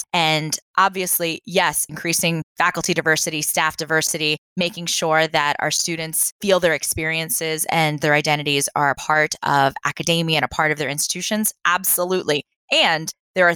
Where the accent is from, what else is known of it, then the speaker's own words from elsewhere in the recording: East Coast, United States; now in Los Angeles, United States; I grew up on the East Coast, not the West Coast.